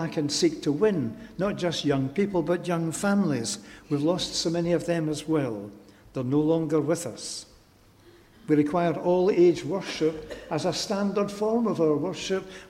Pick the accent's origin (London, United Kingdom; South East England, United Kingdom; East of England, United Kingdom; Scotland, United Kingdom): Scotland, United Kingdom; Glasgow; I'm a Glaswegian. I belong to Glasgow.